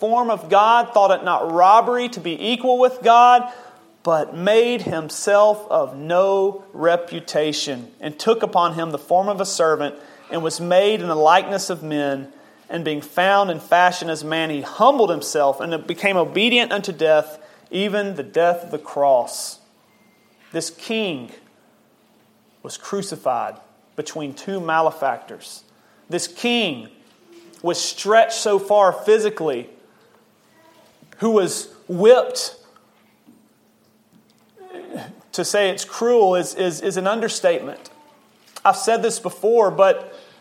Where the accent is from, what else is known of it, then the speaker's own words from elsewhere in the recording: Memphis, Tennessee, United States; I'm an American. I'm born in the state of Tennessee, city of Memphis